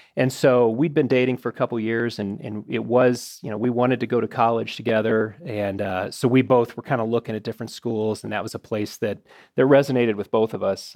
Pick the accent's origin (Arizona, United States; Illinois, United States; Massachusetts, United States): Illinois, United States; Arlington Heights; I grew up in Arlington Heights, Illinois